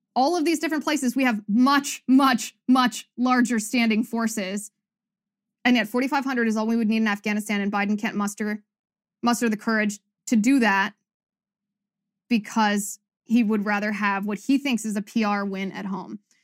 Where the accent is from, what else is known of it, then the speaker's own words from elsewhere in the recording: United States; I'm American